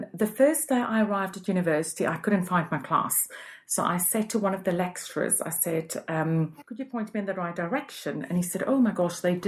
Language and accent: English; Cape Town, Western Cape, South Africa; moved away as an adult; now in London, United Kingdom; I'm originally from Cape Town, and I moved to London 19 years ago, and I've been here ever since.